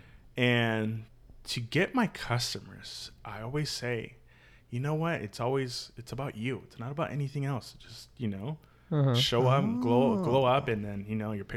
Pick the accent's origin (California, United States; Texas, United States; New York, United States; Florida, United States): California, United States; Solana Beach; I grew up in Solana Beach